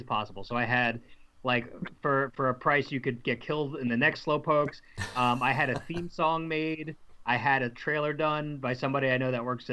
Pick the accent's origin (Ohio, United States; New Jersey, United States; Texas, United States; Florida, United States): New Jersey, United States; I'm from New Jersey